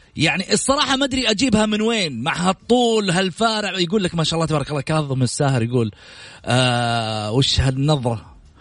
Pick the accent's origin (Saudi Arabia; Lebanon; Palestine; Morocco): Saudi Arabia; هذه عاداتنا دائما في ديرتنا كسعوديين